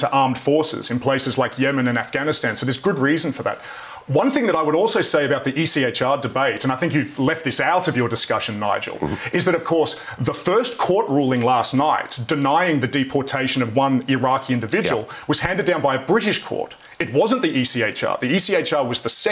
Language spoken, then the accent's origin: English; Australia; I'm an Australian.